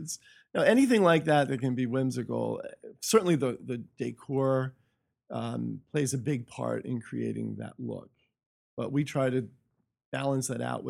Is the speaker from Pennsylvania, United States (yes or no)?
yes; Hershey, Pennsylvania, United States; In Hershey, Pennsylvania.